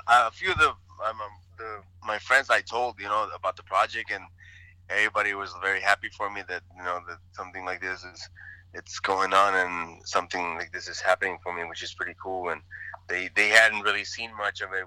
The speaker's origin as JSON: {"language": "English", "town": "El Paso", "region": "Texas", "country": "United States", "tie": "born or raised there", "also_born_or_lived": "Ciudad Juárez, Mexico", "said": "I grew up in El Paso, Texas, Ciudad Juarez"}